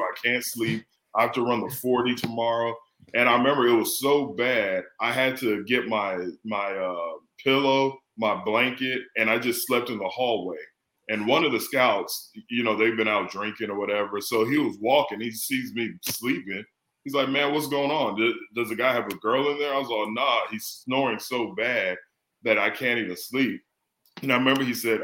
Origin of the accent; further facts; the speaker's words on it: San Antonio, Texas, United States; moved away as an adult; also born or lived in Philadelphia; growing up in San Antonio